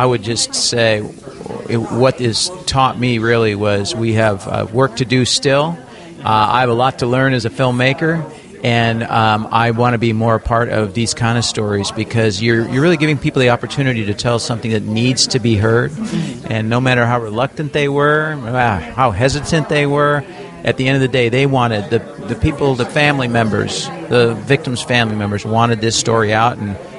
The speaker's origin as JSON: {"language": "English", "town": "Los Angeles", "region": "California", "country": "United States", "said": "We're from Los Angeles. We don't know anybody in Charleston."}